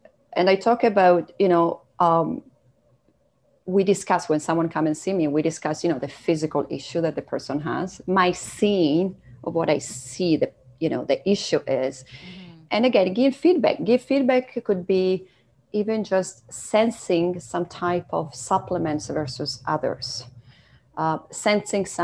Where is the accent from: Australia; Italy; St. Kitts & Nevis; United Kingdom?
Italy; moved away as an adult; now in Canada; I come from Italy, and my parents were entrepreneurs